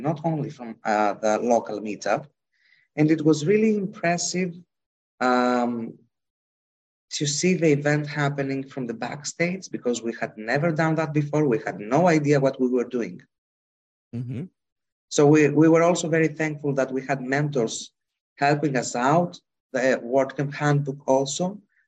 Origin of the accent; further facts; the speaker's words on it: Greece; English is a second language; I come from Greece